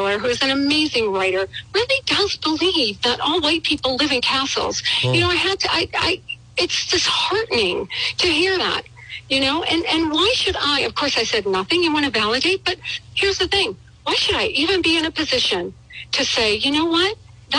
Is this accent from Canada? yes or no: yes; Canada; moved away as an adult; now in United States; I was raised in Canada. I became an American citizen over 30 years, you know, a long time ago. I moved to this country